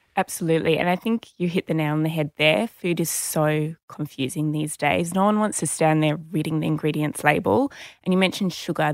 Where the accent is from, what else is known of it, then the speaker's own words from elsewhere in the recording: Sydney, New South Wales, Australia; I grew up in Sydney